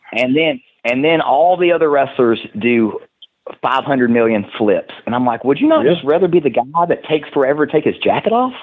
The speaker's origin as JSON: {"language": "English", "town": "Knoxville", "region": "Tennessee", "country": "United States", "tie": "born or raised there", "accent": "Tennessee", "moved": "yes", "lives_now": "North Carolina, United States", "said": "growing up in Knoxville, Tennessee, you'd grow up and you'd watch cartoons in the morning"}